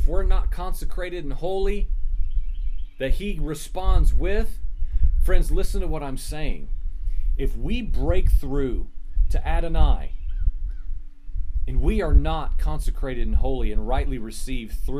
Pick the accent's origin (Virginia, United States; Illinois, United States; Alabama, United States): Virginia, United States; accent: Virginian American; my Virginian American accent